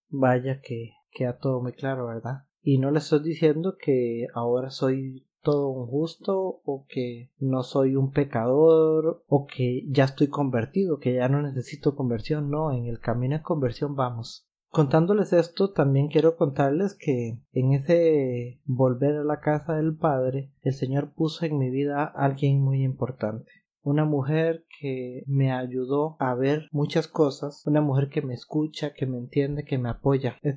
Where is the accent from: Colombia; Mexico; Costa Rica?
Costa Rica; Como les comenté … Soy costarricense y tengo 33 años.